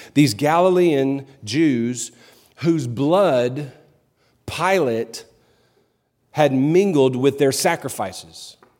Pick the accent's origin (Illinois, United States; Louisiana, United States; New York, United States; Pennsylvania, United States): Louisiana, United States; New Orleans; now in Clarksville, United States; I'm from New Orleans originally